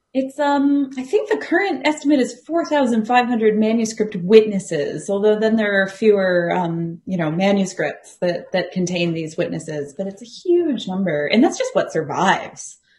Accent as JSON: {"language": "English", "country": "United States", "also_born_or_lived": "Arizona / Columbus, Ohio / Galway, Ireland", "accent": "American", "moved": "as an adult", "lives_now": "Australia", "said": "the accent probably betrays, I, I am American"}